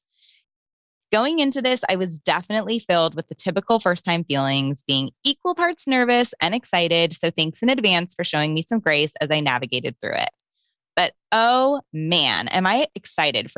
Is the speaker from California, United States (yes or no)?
yes; Los Angeles, California, United States; moved away as an adult; now in Nashville, United States; I was born and raised in Los Angeles, where I lived the first 35 years of my life